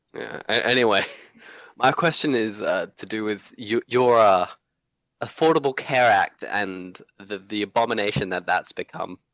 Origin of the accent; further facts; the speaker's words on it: Hong Kong; now in Australia; I grew up in Hong Kong